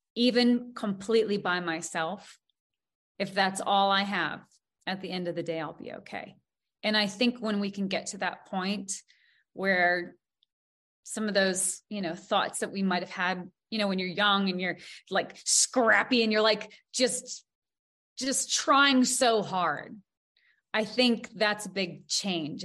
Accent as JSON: {"language": "English", "region": "Montana", "country": "United States", "tie": "born or raised there", "said": "growing up in Montana, we we had a lot of really tough days you know growing up on a farm"}